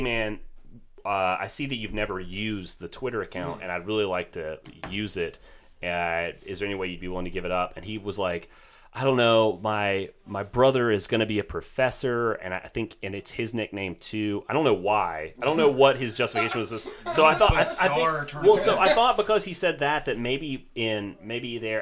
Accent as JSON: {"language": "English", "country": "United States", "said": "me being American"}